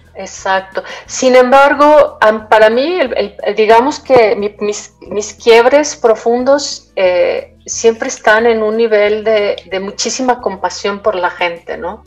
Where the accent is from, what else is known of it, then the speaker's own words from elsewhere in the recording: Mexico City, Mexico; moved away as an adult; also born or lived in Michoacán / Tabasco; Cuando regreso a vivir a la Ciudad de México, yo soy de la Ciudad de México